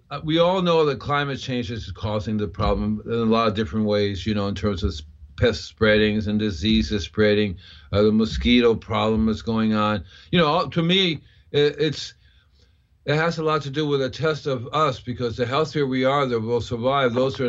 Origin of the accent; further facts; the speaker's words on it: Puerto Rico; also born or lived in Cuba; As a kid, I grew up with it in Puerto Rico and Cuba.